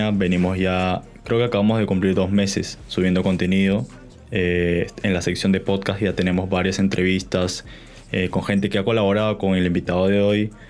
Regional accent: La Victoria, Lima, Peru; born there; Yo, yo, nací, yo nací en La Victoria, o sea, en, en, mi certificado está La Victoria. Yo, yo no viví en La Victoria, no, ¿para qué mentir?

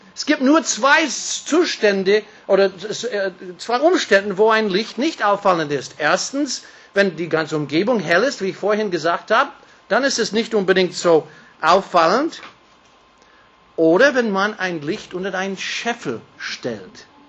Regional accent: California, United States; German is a second language; now in Austria; ich bin, wie gesagt, ein gebürtiger Kalifornier, bin mit einer Deutsche verheiratet

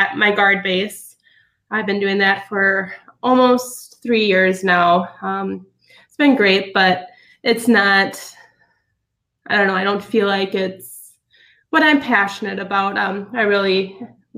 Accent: Sparta, Wisconsin, United States; I grew up in Sparta, Wisconsin, up by La Crosse

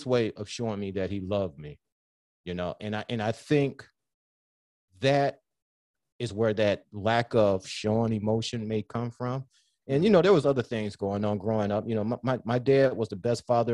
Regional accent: Southfield, Michigan, United States; growing up in Southfield

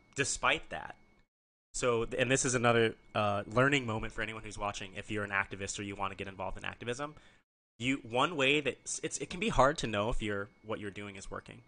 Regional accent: Nebraska, United States; also born or lived in Arizona; now in Maryland, United States; I'm from Nebraska originally

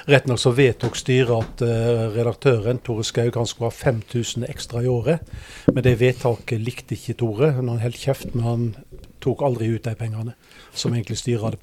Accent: Hardanger, Vestland, Norway; also born or lived in Bergen / Oslo / Seljord; now in Porsgrunn, Norway; Har bodd i Bergen og har bodd i Oslo. Men jeg sier at jeg er fra Hardanger, da, for dit kom jeg da jeg var åtte år. Og så har jeg bodd 27 år i Seljord.

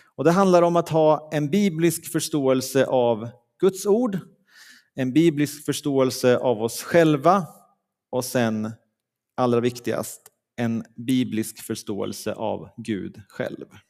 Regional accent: Leksand, Dalarna County, Sweden; moved away; där jag kommer ifrån i, från Leksand

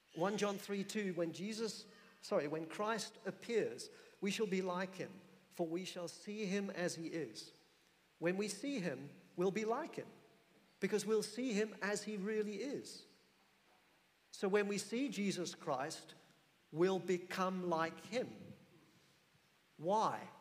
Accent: England, United Kingdom; I'm an Englishman

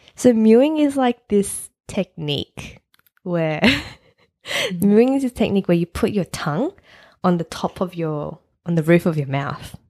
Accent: Sydney, New South Wales, Australia; We've been living here for 30 years

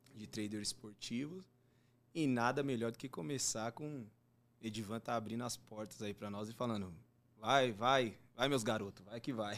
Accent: Diadema, São Paulo, Brazil; moved away as an adult; now in Jandira, Brazil; eu moro em Jandira, eu era de Diadema. Eu hum. nasci, fui criado em Diadema

